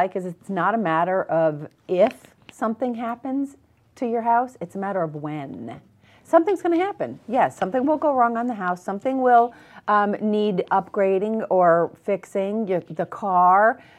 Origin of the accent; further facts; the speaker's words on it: New England, United States; I know. I'm from New England, but you hear just so many bad things about the Patriots and everything.